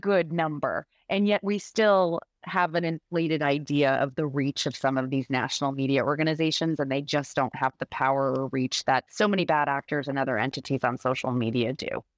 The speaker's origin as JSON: {"language": "English", "region": "Rhode Island", "country": "United States", "said": "I live in Rhode Island. I'm from Rhode Island."}